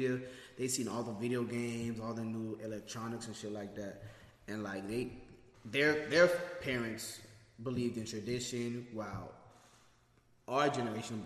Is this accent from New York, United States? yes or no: no; Florida, United States; We're from Florida